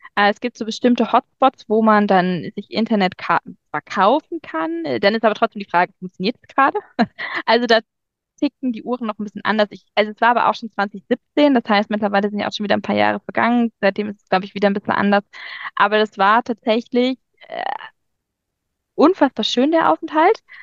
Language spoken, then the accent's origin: German; Germany; bei uns in Deutschland